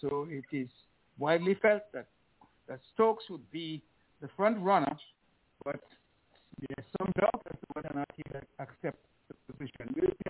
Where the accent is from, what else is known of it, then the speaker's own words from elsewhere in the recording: Liberta, Saint Paul, Antigua & Barbuda; born there; You know, I was born in Liberta.